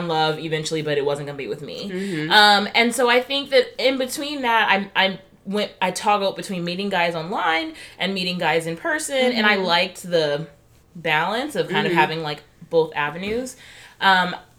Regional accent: Alabama, United States; moved away; I'm from Alabama originally

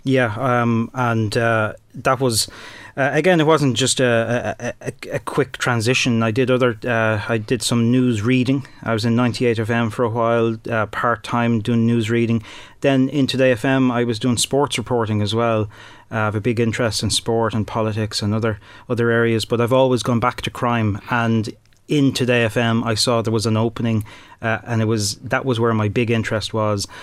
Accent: Dublin, Leinster, Ireland; moved away as an adult; also born or lived in Tullamore, Offaly; I'm from Dublin, but I moved down to Offaly to get my first break in radio

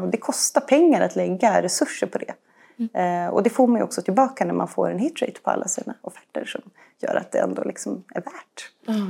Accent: Uppsala, Uppsala County, Sweden; also born or lived in Switzerland; now in Stockholm, Sweden; Eh, jag, jag föddes i Schweiz, eh, och är ju uppvuxen i Uppsala. Ehm, bor här i Stockholm med min man och tre barn

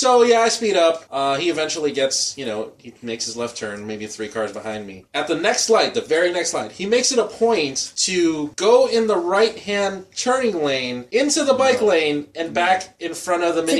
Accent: Cicero, Illinois, United States; You gotta remember, we're from Cicero.

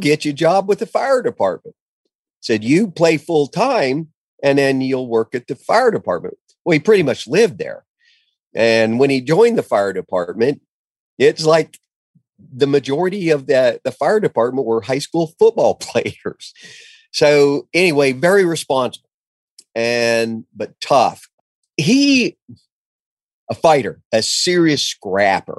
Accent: Ponca City, Oklahoma, United States; I moved back home to Ponca City, Oklahoma.

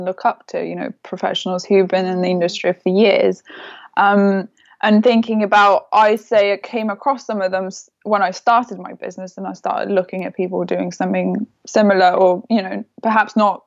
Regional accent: Lithuania; moved away as an adult; also born or lived in London; I grew up in Lithuania. I was there till I was 18.

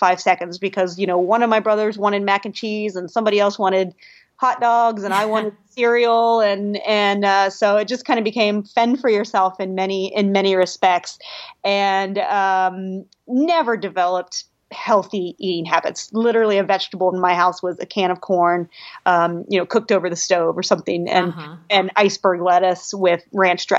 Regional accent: Columbus, Ohio, United States; moved away as an adult; now in Austin, United States; I grew up in Ohio, Columbus, actually

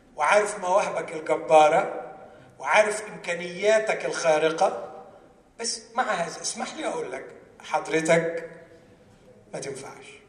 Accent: Egypt; عندنا في مصر

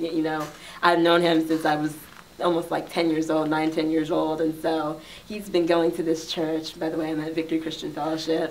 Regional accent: Bear, Delaware, United States; I grew up in Delaware, just my hometown of Bear, Delaware

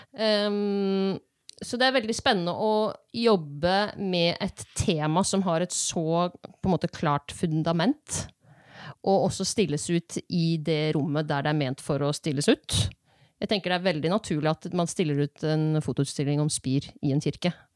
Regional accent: Eastern Norway, Norway; Jeg er jo fra Østlandet

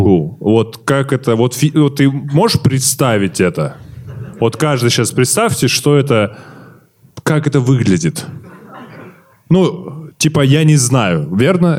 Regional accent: Kazakhstan; мы казахи, русский мат, мы его говорим

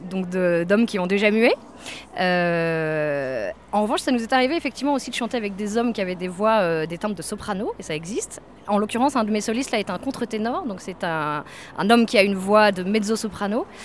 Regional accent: France; now in London, United Kingdom; en tant que Français, on est unique à Londres

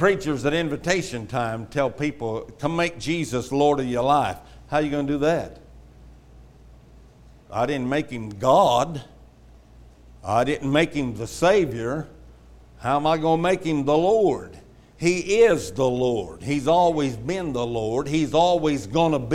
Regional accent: Houston, Texas, United States; growing up in Houston, the ground was so flat, if there were any hills, it got hauled in.

